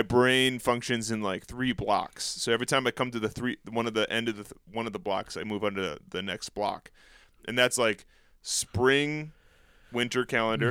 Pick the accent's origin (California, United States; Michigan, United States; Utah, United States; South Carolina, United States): Michigan, United States; Escanaba; moved away; the Upper Peninsula of Michigan, which is where I grew up, I grew up in Escanaba